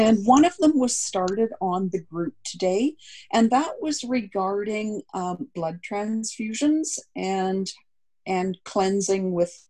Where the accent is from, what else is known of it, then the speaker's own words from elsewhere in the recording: Canada; I'm Canadian